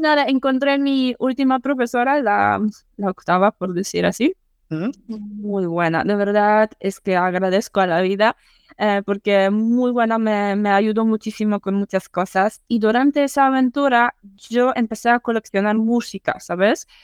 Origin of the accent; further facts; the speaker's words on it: eastern Poland, Poland; Spanish is a second language; Soy polaca del este de Polonia. Mm, para los que no sepan, este de Polonia, cerca de frontera con Bielorrusia.